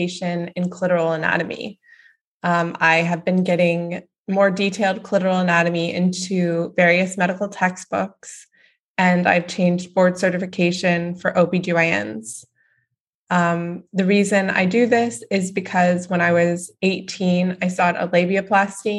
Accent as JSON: {"language": "English", "town": "Dallas", "region": "Texas", "country": "United States", "tie": "born or raised there", "said": "I grew up in Dallas, Texas."}